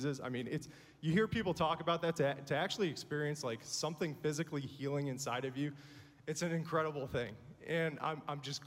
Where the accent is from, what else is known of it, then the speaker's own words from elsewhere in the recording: Buffalo, New York, United States; now in Nashville area, United States; Grew up in Buffalo